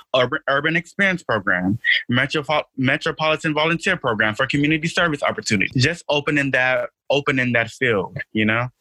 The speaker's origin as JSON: {"language": "English", "country": "Nigeria", "said": "I'm Nigerian, so I joined African Student Union"}